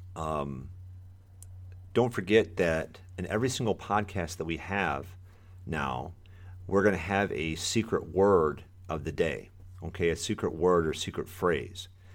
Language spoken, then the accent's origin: English; Michigan, United States; moved away as an adult; now in Florida, United States; I, uh, am born and raised in Michigan